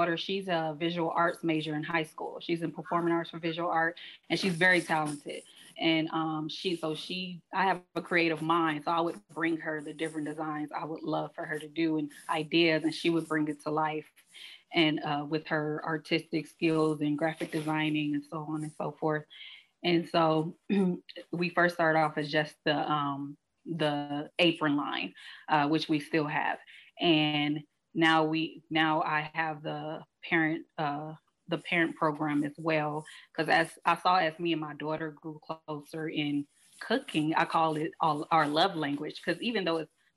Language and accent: English; Chicago, Illinois, United States; moved away as an adult; I'm originally from Chicago, born and raised